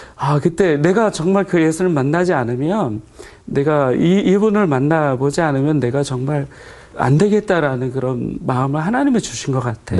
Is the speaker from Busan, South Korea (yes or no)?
no; Suwon, Gyeonggi Province, South Korea; also born or lived in a mountain village (unnamed); 사실 저는 산골에서 태어나고 네. 이제 수원 쪽에는 이제 초등학교 들어갈 때쯤에 이사를 왔고요.